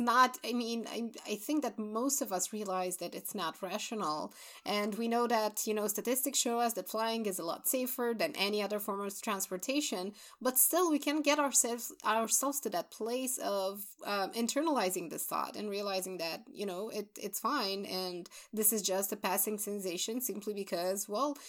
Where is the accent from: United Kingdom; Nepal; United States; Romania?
Romania; we're both from Romania